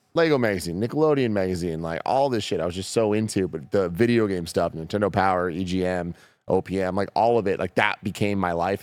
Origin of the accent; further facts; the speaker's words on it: San Francisco, California, United States; I'm born and raised in San Francisco